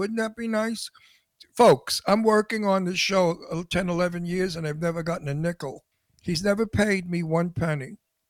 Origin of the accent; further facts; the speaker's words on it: New York, United States; accent: Brooklyn; now in Palm Springs, United States; Palm Springs, unfortunately. But I'm a New Yorker. I'm a Brooklynite. And I miss my New York terribly.